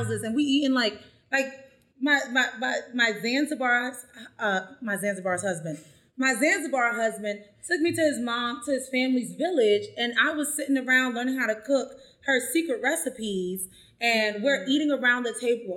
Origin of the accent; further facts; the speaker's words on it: United States; I'm American